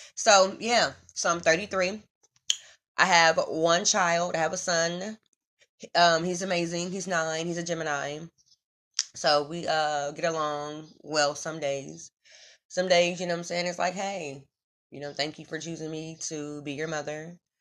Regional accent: Omaha, Nebraska, United States; I'm from Omaha, Nebraska, born and raised in the Midwest

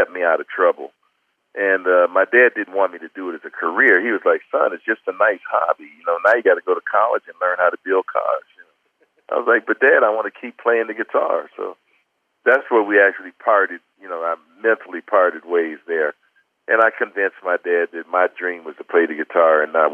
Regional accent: Detroit, Michigan, United States; growing up in Detroit

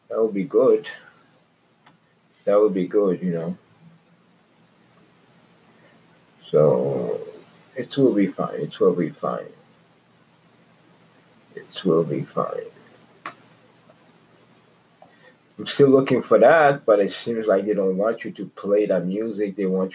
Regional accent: Quebec, Canada; also born or lived in Vancouver; now in Toronto, Canada; I've been fortunate to live almost all my life in Canada. I grew up in Quebec, in Vancouver, and now I reside in Toronto.

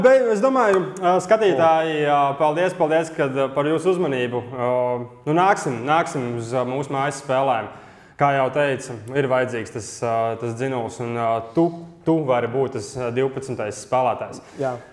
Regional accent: Riga, Latvia; Es pats esmu no Rīgas

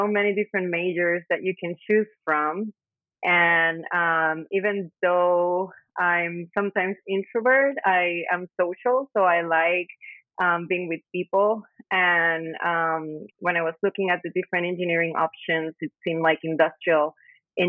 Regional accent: San Juan, Puerto Rico; also born or lived in Bayamón, Puerto Rico; I was born and raised in Puerto Rico

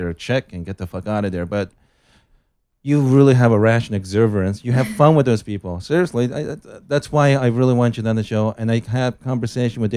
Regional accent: Japan; moved away as an adult; now in Los Angeles, United States; My background is I'm originally from Japan.

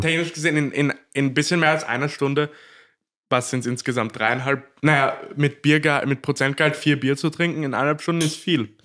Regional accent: Korneuburg, Lower Austria, Austria; Ich bin ja, ich bin ja waschechter Korneuburger

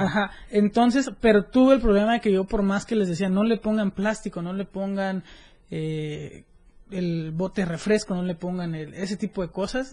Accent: Mexico; en el 2019 fui delegado mexicano del Youth Congress for Sustainable Americas

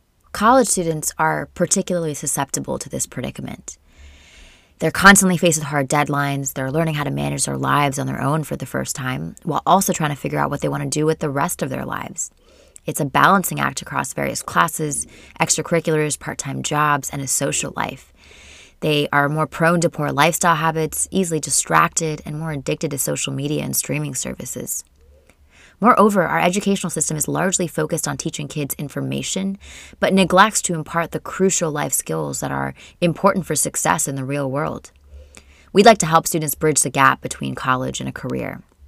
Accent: Portland, Oregon, United States; also born or lived in India; I am from Portland, Oregon. That's what I would call home. But I was born in India and am a Canadian citizen.

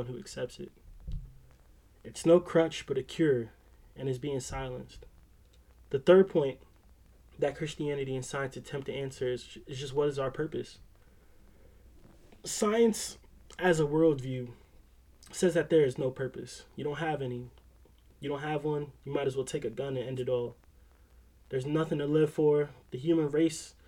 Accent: Philadelphia, Pennsylvania, United States; I'm from Philly

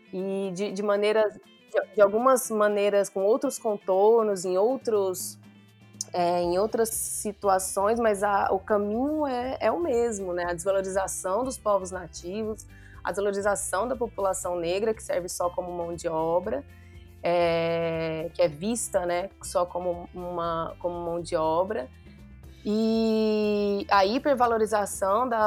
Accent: Mato Grosso, Brazil; now in Paraty, Brazil; no Mato Grosso, estando lá, né, sendo mato-grossense. Então, foi muito importante para mim essa, essa, essa vinda para Paraty

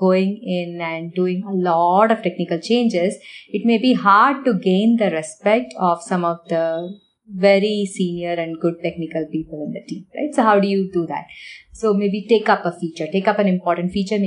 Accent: Chennai, Tamil Nadu, India; moved away as an adult; also born or lived in Varanasi, India / Ohio, United States; now in United States; I grew up in Chennai

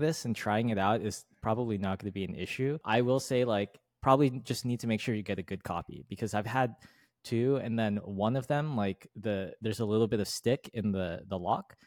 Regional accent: United States; as an American

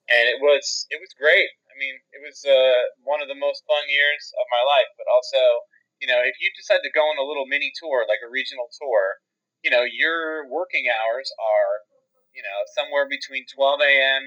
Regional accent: Philadelphia, Pennsylvania, United States; moved away; also born or lived in Pittsburgh; I was actually born um, right outside of Philadelphia. Oh. And I lived in oh. the Philly metro area growing up

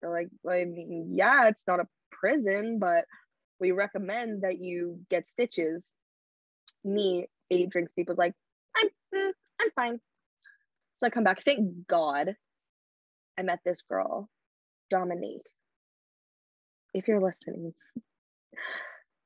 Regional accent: Canada; I'm a Canadian girl.

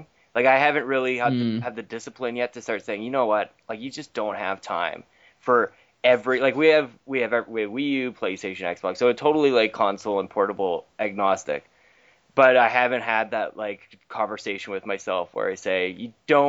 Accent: Canada; I'm from Canada.

